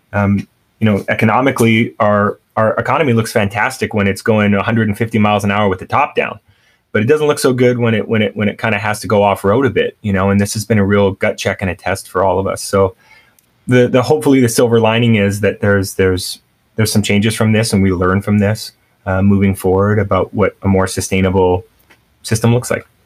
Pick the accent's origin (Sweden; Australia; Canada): Canada; moved away; also born or lived in San Francisco / New York; growing up in Canada I, we grew up with a lot of Filipino kids